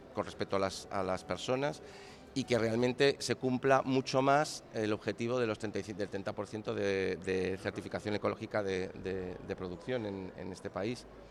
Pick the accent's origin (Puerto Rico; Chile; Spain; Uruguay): Spain; A Coruña, Galicia; moved away; yo soy de La Coruña. Entonces, a nivel personal encima he vuelto a mi casa